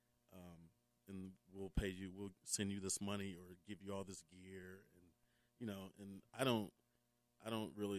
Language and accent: English; Memphis, Tennessee, United States; moved away; I grew up in Memphis, and you didn't leave Memphis